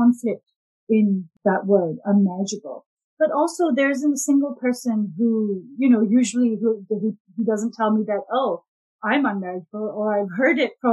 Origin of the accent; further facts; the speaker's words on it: Pakistan; I've grown up in the Pakistani culture